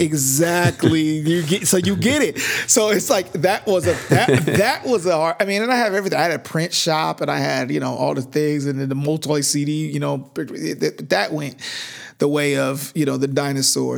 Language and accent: English; Sacramento, California, United States; I'm from Northern California, Sacramento, actually, which is not the Bay